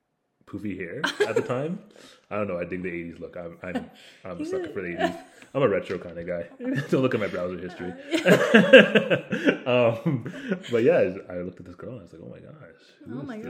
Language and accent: English; Elmira, Ontario, Canada; also born or lived in Jamaica; which is pretty badass. But yeah, I was born in Jamaica. I moved here when I was turning four. I was kind of adopted into a family. My mom is, she's pretty awesome. She's a French Canadian